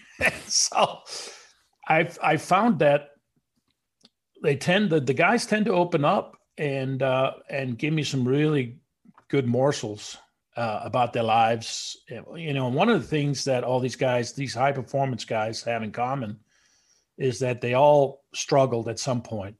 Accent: Denmark; now in United States

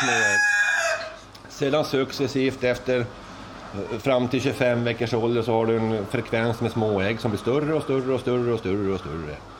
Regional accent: Luleå, Norrbotten County, Sweden; now in Österhaninge, Sweden; Jag är ju från Norrland, jag är ju Lulebo

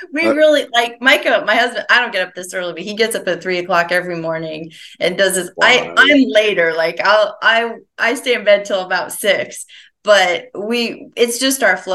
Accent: St. Johnsbury, Vermont, United States; moved away; I grew up in Vermont, like way northeastern Vermont, a little town called St. Johnsbury.

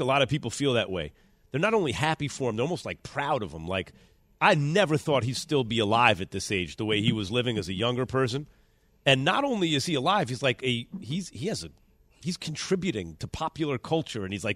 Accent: New York, United States; I grew up in New York

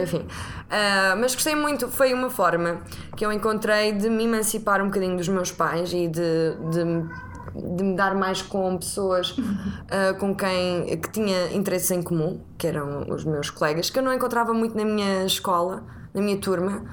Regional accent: Figueira da Foz, Coimbra District, Portugal; now in Lisbon, Portugal; tenho 31 anos, sou da Figueira da Foz, mas vivo em Lisboa

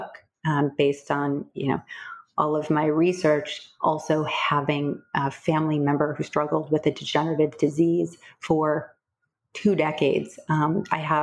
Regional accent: Midwest, United States; moved away; also born or lived in Boston; I was a competitive equestrian growing up in the Midwest

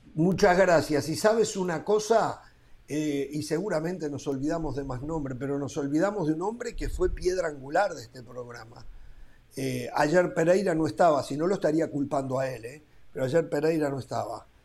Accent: Uruguay

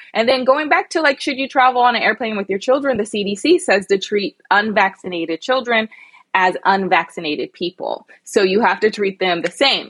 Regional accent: United States; also born or lived in London; the American girl.

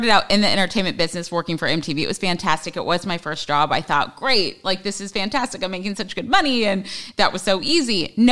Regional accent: Los Angeles, California, United States; also born or lived in Hawaii; since I was 13, 14 was basically LA, but my dad was in the army

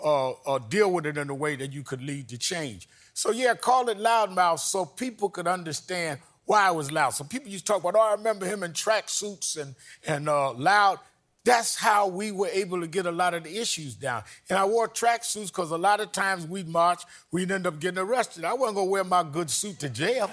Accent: New York City, New York, United States; I was born and raised in Brooklyn, New York.

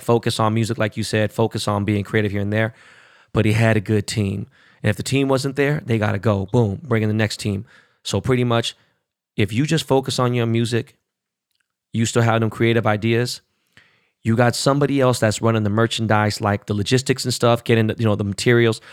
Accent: Los Angeles, California, United States; I'm from Koreatown

